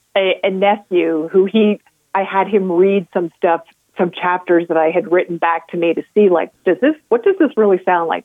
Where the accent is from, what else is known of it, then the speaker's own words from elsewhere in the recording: New Hampshire, United States; also born or lived in New York; now in Colorado, United States; growing up in New Hampshire